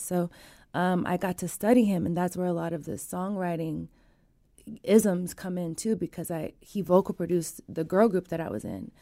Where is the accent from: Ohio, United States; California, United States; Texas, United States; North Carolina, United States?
California, United States; Sacramento; also born or lived in Wilton, California; I grew up in South Sac